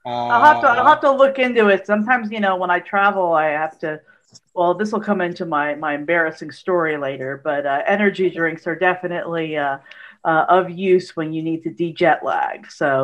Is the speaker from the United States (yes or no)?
yes; Albany, New York, United States; moved away as an adult; also born or lived in Schenectady, New York / France; now in San Antonio, United States; I grew up in Albany, New York. I went to college in Schenectady, which is right next to Albany. And then I went to France for 8 years after college.